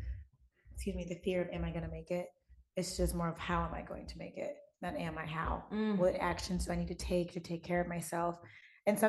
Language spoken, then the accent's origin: English; Midwest, United States; I'm from the Midwest